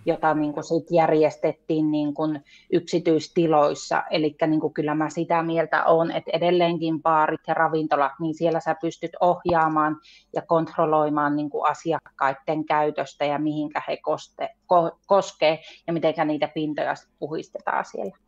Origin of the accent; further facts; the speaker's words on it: Saariselkä, Lapland, Finland; Mä oon siis Saariselältä, Lapista